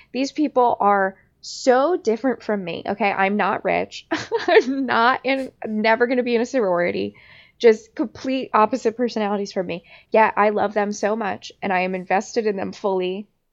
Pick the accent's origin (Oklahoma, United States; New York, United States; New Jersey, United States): New Jersey, United States; Long Beach Island; I grew up in Long Beach Island